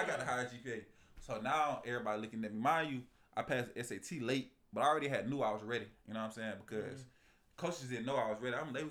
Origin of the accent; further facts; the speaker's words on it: Atlanta, Georgia, United States; moved away; I'm coming from Georgia